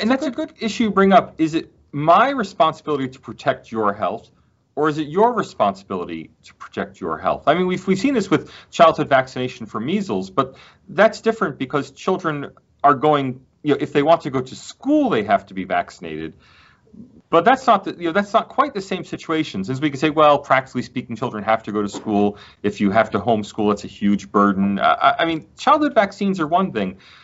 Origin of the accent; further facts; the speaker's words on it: United States; now in Australia; as an American